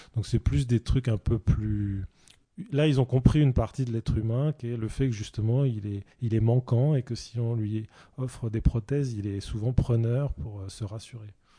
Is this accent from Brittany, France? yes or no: yes; Saint-Brieuc, Brittany, France; je suis né à Saint-Brieuc